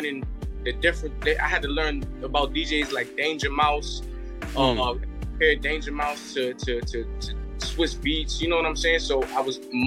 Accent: New York City, New York, United States; I'm from the South Bronx

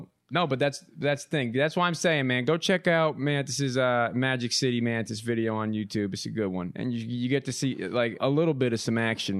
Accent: East Coast, United States; I'm not even a Midwesterner by birth. You know, I'm a transfer from the East Coast.

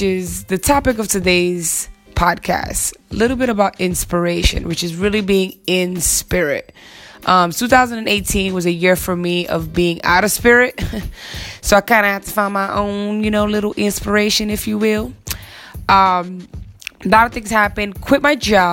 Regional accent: New York, United States; as a New Yorker that I am

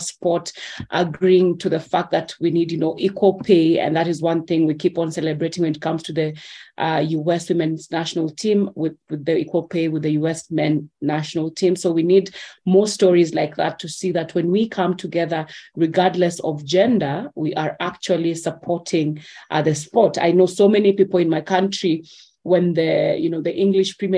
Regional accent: Kenya; I'm Kenyan

